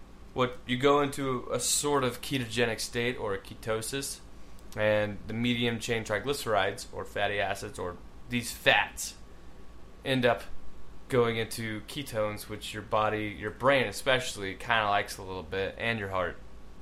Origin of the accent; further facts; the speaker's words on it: Texas, United States; I grew up in Texas